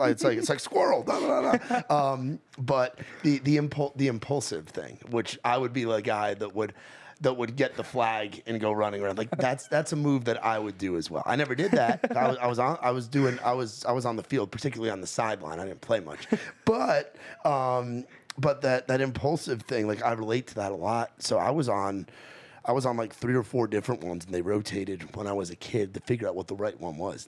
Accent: New York, United States; now in Nashville, United States; I come from New York

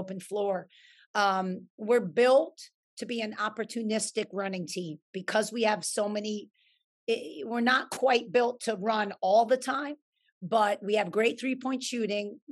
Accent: New York, United States; I'm a New Yorker at heart

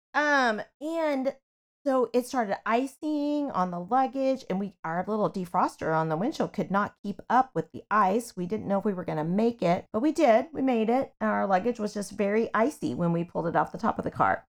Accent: Kansas, United States; I grew up in Kansas

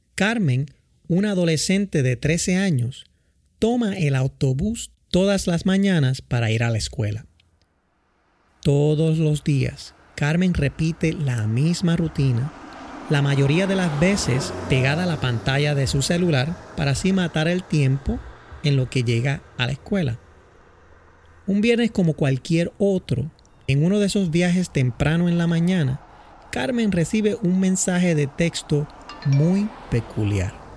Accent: San Juan, Puerto Rico; also born or lived in Villa Prades, Puerto Rico; now in Boston, United States; Nací en Santurce, Puerto Rico, en un hogar humilde

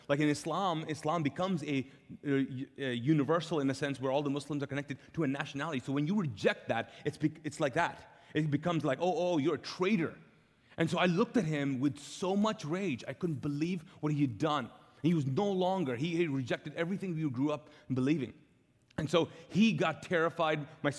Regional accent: Kuwait; And we were so pumped about that as a Pakistani family, living as immigrants in Kuwait. Even though I was born there, you can't become like a citizen even if you're born there in Kuwait.

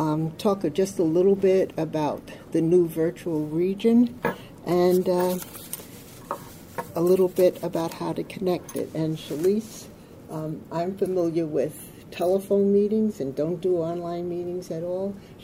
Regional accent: New York, United States; I'm from Orange County, New York. I have been in OA now for 41 years.

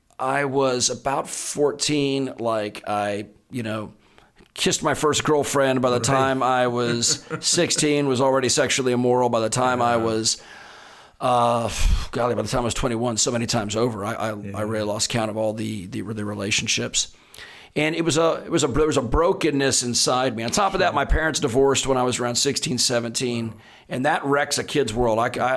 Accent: Texas, United States; But I grew up. I grew up in Texas.

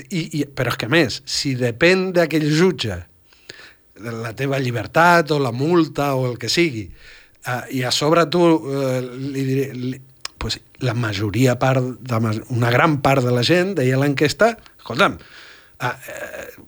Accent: Argentina; now in Catalonia, Spain; Jo vaig créixer a l'Argentina

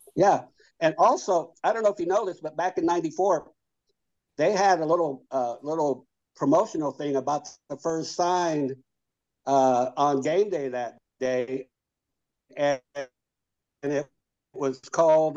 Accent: Lincoln, Nebraska, United States; I was born and raised here in Lincoln. You know, I was six blocks from the from campus. Lived here all my life

